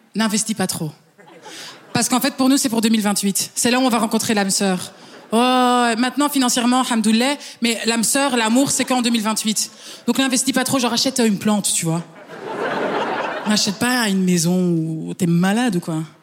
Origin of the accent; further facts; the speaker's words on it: Flanders, Belgium; French is a second language; Je suis belge flamande.